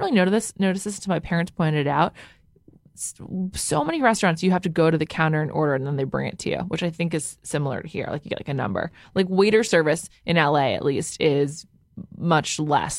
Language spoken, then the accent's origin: English; New York, United States; I'm from the Upper West Side